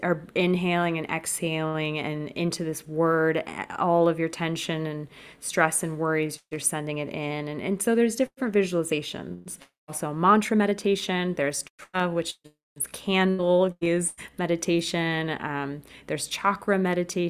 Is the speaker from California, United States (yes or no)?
yes; California, United States; moved away as an adult; now in France; I was born and raised in California, but now I am located in France